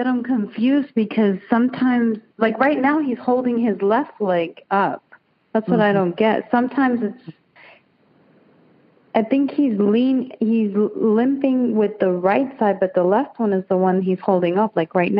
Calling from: Lakeland, Florida, United States; I'm from Lakeland, Florida.

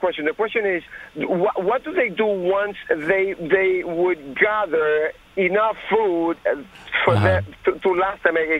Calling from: Somerset, New Jersey, United States; Well, I'm from Somerset, but this is …, not Elliot.

